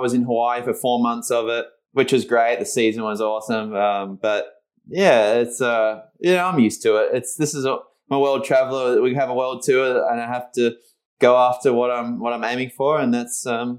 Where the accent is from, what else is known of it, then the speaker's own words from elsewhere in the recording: Margaret River, Western Australia, Australia; I'm in the same place where we did it last year, back in my hometown